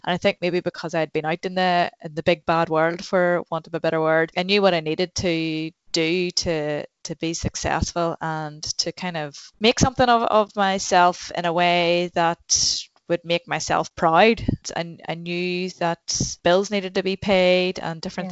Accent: Newcastle, Northern Ireland, United Kingdom; I'm from Newcastle in County Down.

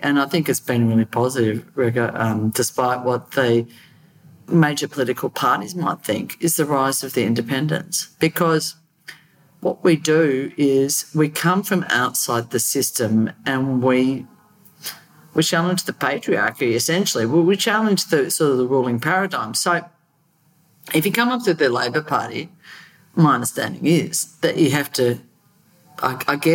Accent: Australia; as an Australian

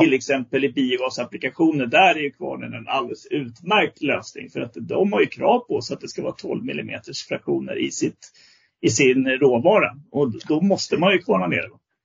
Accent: Västergötland, Västra Götaland, Sweden; nu är jag västgöte från början, så jag är inte smålänning

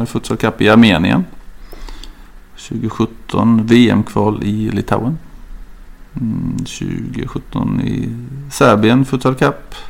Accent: Ljungby, Kronoberg County, Sweden; moved away as an adult; also born or lived in Växjö; now in Tumba, Sweden; Jag kommer inte lika långt ner som till Skåne men väl till Småland. Så jag är mm. född och uppvuxen i Ljungby

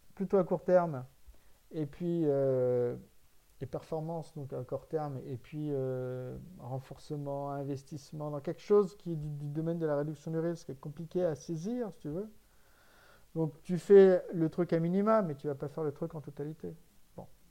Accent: France; en tant que Français

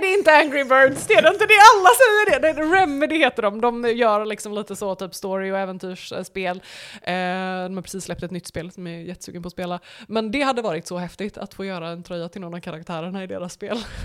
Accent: Borås, Västra Götaland, Sweden; also born or lived in United States; now in Varberg, Sweden; jag är ju från Borås

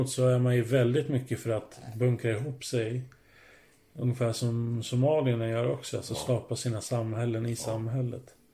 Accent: Finland; now in Sweden; jag blir inte mer finsk

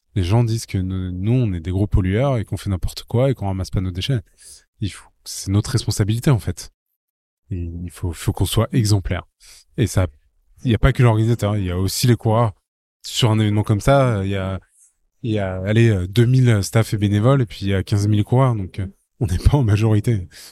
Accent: Paris, Île-de-France, France; je suis parisien

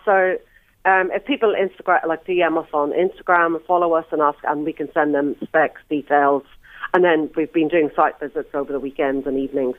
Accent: Ireland; moved away; also born or lived in New Zealand; I'm Irish

